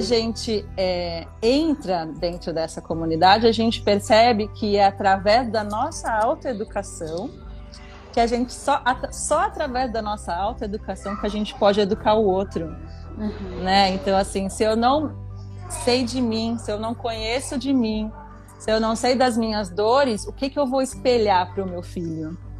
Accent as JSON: {"language": "Portuguese", "town": "Santos", "region": "São Paulo", "country": "Brazil", "tie": "born or raised there", "said": "eu nasci e cresci numa comunidade em Santos, um conjunto habitacional que se chama BNH né? Aqui no canal 5"}